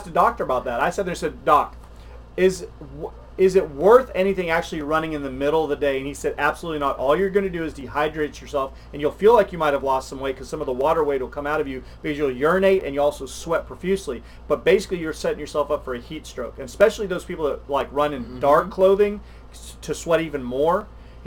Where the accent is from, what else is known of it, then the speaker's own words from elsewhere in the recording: South Texas, United States; When I was a kid growing up in South Texas